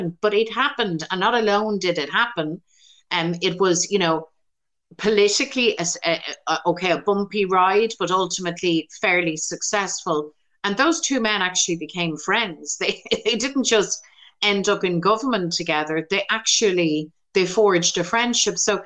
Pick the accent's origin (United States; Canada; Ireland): Ireland; as an Irish Republican woman